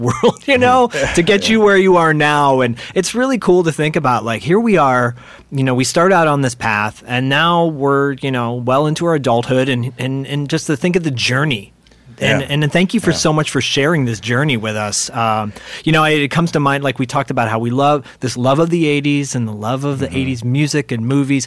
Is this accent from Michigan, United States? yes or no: yes; Michigan, United States; moved away; I'm from Michigan originally.